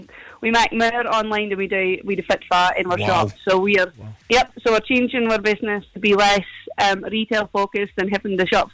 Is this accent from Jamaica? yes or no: no; Shetland, Scotland, United Kingdom; accent: Shetland; also born or lived in Glasgow; I am from Shetland, I have an accent.